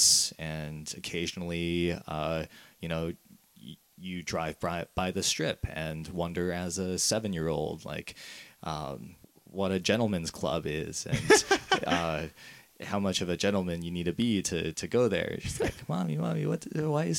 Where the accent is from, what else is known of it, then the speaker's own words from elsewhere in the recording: Las Vegas, Nevada, United States; moved away; also born or lived in Madison, Wisconsin; I was moved out to Las Vegas when I was about 1 year old, and that's where I spent like the first 18 years of my life for the most part